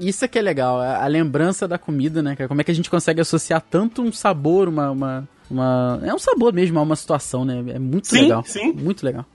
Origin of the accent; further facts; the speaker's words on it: Guapimirim, Rio de Janeiro, Brazil; A gente morava em Guapimirim na época